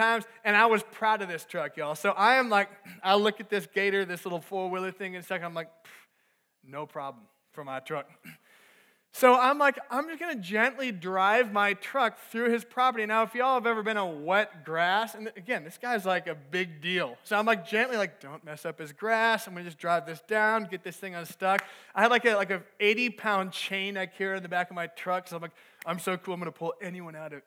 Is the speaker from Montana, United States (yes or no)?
no; Minnesota, United States; moved away as an adult; also born or lived in Texas; I was back home. I'm from Minnesota. I was back home for the summer